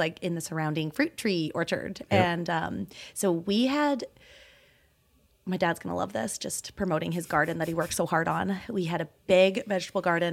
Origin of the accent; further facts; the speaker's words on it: Okanagan, British Columbia, Canada; also born or lived in Toronto, Canada; now in Calgary, Canada; I grew up in the Okanagan